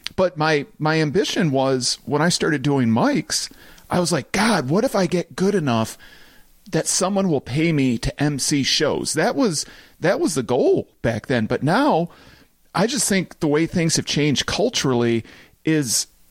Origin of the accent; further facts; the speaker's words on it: Farmington Hills, Michigan, United States; I grew up in Farmington Hills